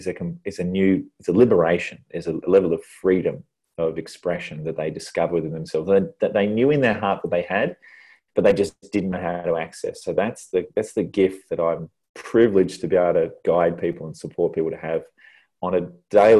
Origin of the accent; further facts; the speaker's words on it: Tasmania, Australia; now in Perth, Australia; someone coming from Tassie